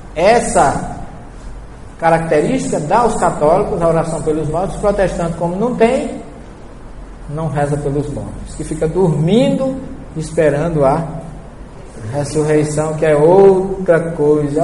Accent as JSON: {"language": "Portuguese", "region": "Northeast Region", "country": "Brazil", "said": "eu não saí do Nordeste, só mudei de lugar"}